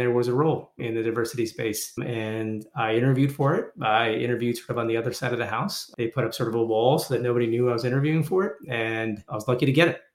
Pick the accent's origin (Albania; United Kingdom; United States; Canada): Canada; Toronto, Ontario; born or raised there; moved away